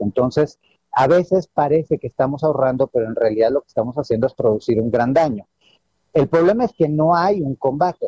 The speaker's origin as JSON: {"language": "Spanish", "country": "Mexico"}